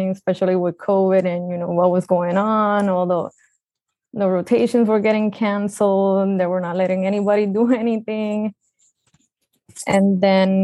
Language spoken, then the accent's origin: English; Puerto Rico; moved away as an adult; also born or lived in Antigua / Guadalajara, Mexico; I'm original from Puerto Rico